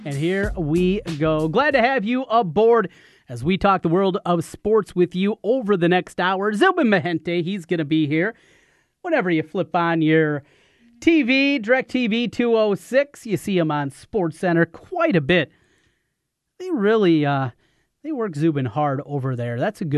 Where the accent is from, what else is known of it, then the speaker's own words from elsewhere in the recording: North Iowa, United States; also born or lived in Cedar Falls, Iowa; now in Des Moines, United States; There were a few of them growing up in North Iowa